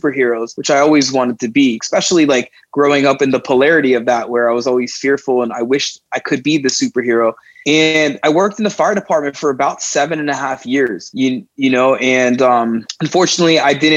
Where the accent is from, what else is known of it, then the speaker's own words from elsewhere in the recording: South Miami, Florida, United States; I grew up in South Miami